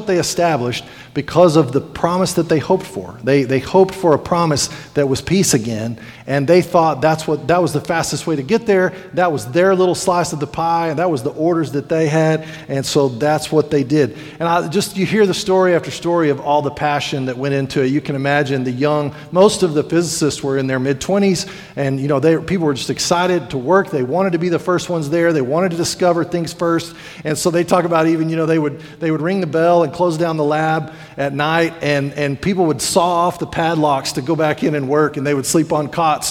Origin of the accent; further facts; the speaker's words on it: New Mexico, United States; now in Sweetwater, United States; growing up in New Mexico